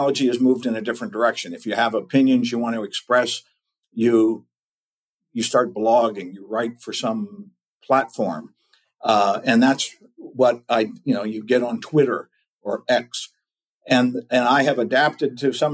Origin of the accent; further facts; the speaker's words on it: Maryland, United States; also born or lived in Southern California / Austin, Texas; now in East Tennessee, United States; I'm from Maryland originally